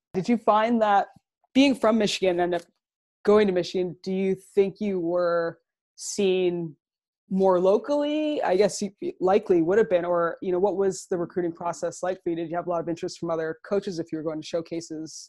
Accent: Toronto, Ontario, Canada; I'm originally from Toronto

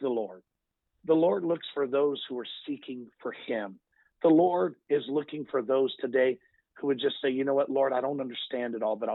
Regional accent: United States; As an American people

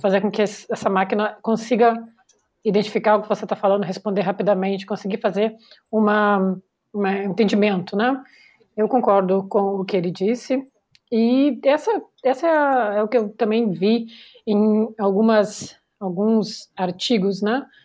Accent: Porto Alegre, Rio Grande do Sul, Brazil; moved away; eu vim de Porto Alegre

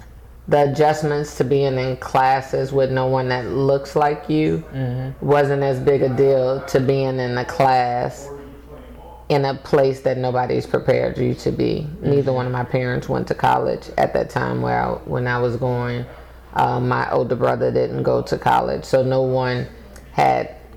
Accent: Texas, United States; I am a native Texan

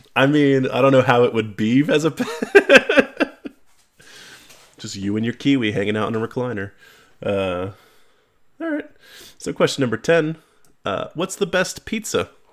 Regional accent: New York, United States; I'm also from New York

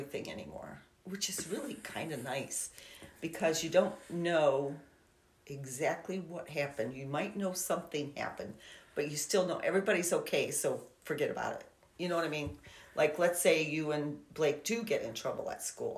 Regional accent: Kirtland, United States; I grew up in Kirtland

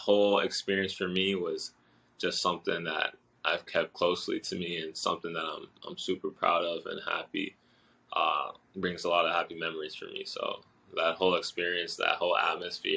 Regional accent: Boston, Massachusetts, United States; also born or lived in Osaka, Japan; I was born in Osaka, Japan, and I moved over to Boston when I was 4 years old, and I grew up there

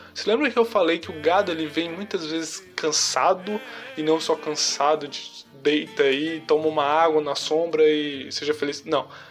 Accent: Ceará, Brazil; como bom cearense que a gente é

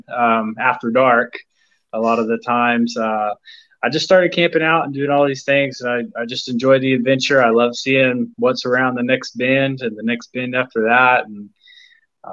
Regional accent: Edmond, Oklahoma, United States; I'm from Edmond, Oklahoma, which is it's just north of Oklahoma City

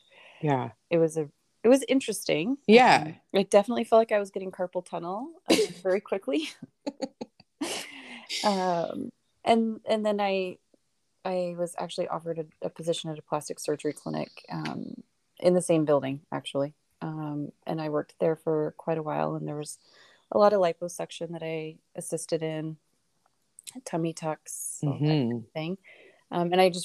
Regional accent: Oregon, United States; also born or lived in Michigan; I was born and raised in Oregon, American.

